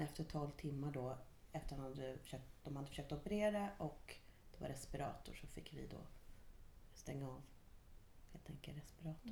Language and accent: Swedish; Stockholm, Stockholm County, Sweden; moved away; jag var från Stockholm